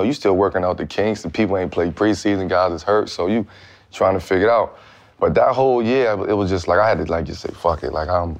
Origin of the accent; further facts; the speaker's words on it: Brooklyn, New York, United States; So it was just hard growing up in Brooklyn, man, as a kid.